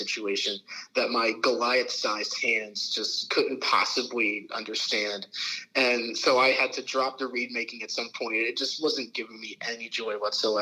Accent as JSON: {"language": "English", "town": "Middletown", "region": "Pennsylvania", "country": "United States", "tie": "born or raised there", "also_born_or_lived": "Harrisburg, Pennsylvania / Cincinnati, Ohio / Baltimore, Maryland", "said": "Born and raised in Pennsylvania"}